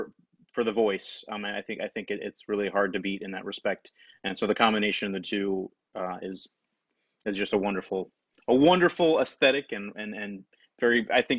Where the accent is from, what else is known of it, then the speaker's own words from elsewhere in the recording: York, Pennsylvania, United States; I grew up in York, Pennsylvania.